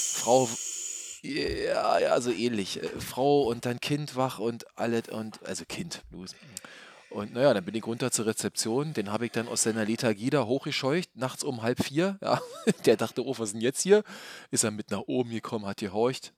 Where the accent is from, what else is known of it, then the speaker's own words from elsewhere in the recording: Berlin, Germany; hier als Berliner